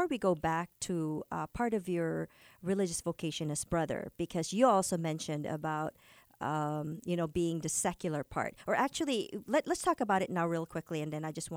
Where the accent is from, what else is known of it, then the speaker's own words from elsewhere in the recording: Philippines; moved away; also born or lived in California; a Filipino, having grown up in the Philippines